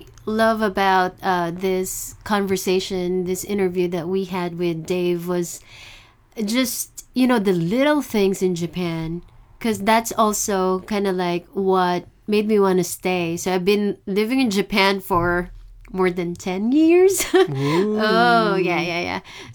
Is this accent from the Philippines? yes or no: yes; Philippines; moved away; I came from the Philippines, so it wasn't too hard.